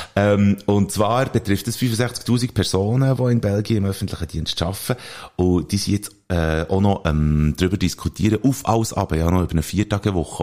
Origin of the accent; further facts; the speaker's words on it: Switzerland; bei uns in der Schweiz